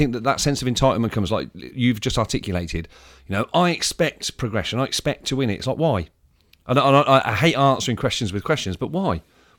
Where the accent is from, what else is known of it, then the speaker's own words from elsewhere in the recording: United Kingdom; in the first ever experience I had from being a British sport fan, I went over there